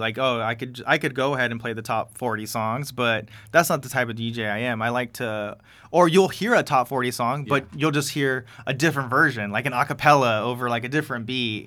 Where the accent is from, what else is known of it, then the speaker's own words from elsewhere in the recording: Coachella Valley, California, United States; first language Spanish; I'm from the Coachella Valley, born yeah. and raised